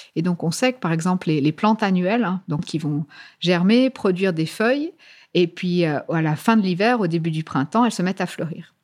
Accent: France; moved away as an adult; now in Cambridge, United Kingdom; Je suis née en France. J'ai fait toutes mes études en France, incluant ma thèse en biologie végétale. Et euh, après ma thèse, en fait, je suis venue en Angleterre, à Cambridge.

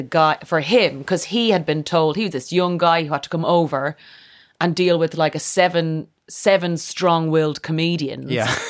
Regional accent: Leinster, Ireland; Kildare, which is about an hour outside of Dublin. It's a horsey area of Ireland.

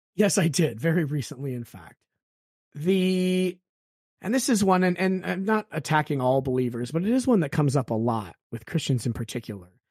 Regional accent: United States; growing up in America

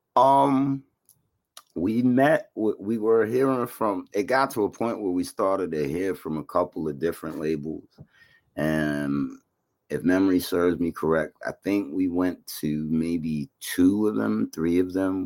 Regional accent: New York City, New York, United States; also born or lived in Bayside, Queens; I was born in Flushing and raised there for the most part, and then I ended up um moving to Bayside when I was in my teenage.

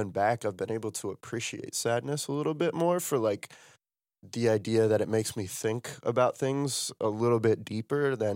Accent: Ohio, United States; No, I, I feel that because I'm from Ohio, right?

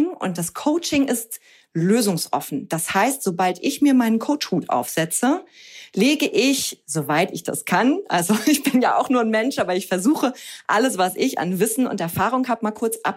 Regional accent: Hamburg, Germany; now in Cologne, Germany; Ich bin ursprünglich aus Hamburg, bin jetzt aber schon seit vielen Jahren mit meinem Mann und meinem Sohn zusammen in Köln

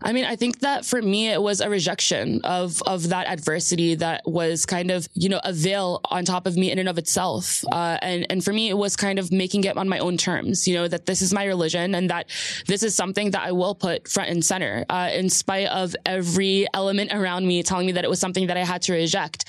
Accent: New Jersey, United States; also born or lived in Jordan; I'm a Jersey girl straight through. You know, there's a lot of connotation for that, what that means, you know, growing up on the Jersey shore

